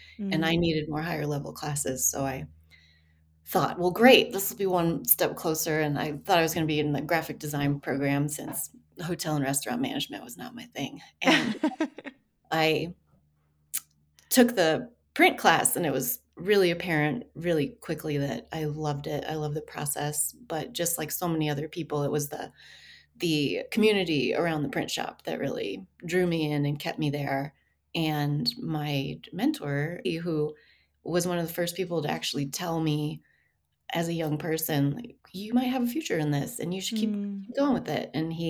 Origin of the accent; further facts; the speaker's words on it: Denver, Colorado, United States; also born or lived in Bellvue, Colorado; now in Greeley, United States; I grew up in Denver.